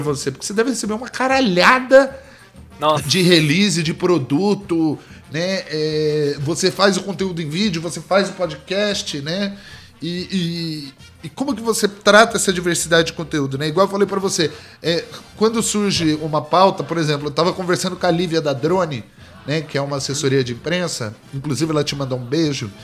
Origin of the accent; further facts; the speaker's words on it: Brazil; first language Portuguese; eu sou do Brasil.